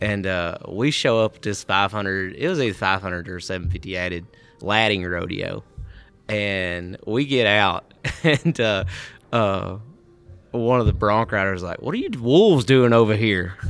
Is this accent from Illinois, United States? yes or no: no; Mississippi, United States; I'm from Mississippi.